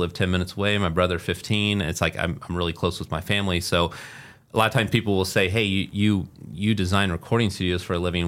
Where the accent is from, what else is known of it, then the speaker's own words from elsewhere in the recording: Muncie, Indiana, United States; also born or lived in Las Vegas, Nevada / Carmel, Indiana / Fishers, Indiana; I grew up in Muncie, Indiana and then lived in Las Vegas and then, uh, also, uh, back here in, in the, uh, Carmel area and, and Fishers.